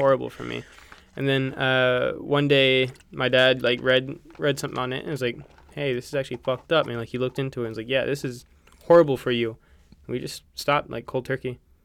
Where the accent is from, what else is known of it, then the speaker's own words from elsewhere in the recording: United States; as an American